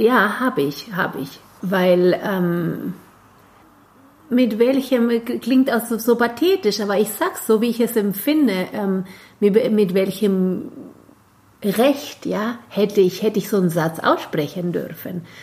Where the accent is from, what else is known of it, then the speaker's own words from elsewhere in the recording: Argentina; German is a second language; moved away as an adult; now in Germany; bei uns in Argentinien, in Lateinamerika